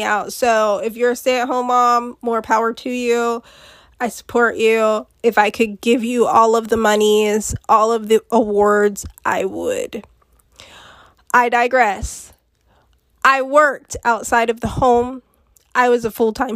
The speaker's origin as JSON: {"language": "English", "country": "United States", "said": "I'm from America"}